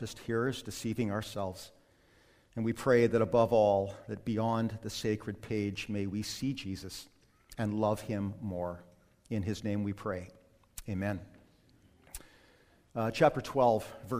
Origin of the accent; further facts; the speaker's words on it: Calgary, Alberta, Canada; the house that I grew up in Lakeview in Calgary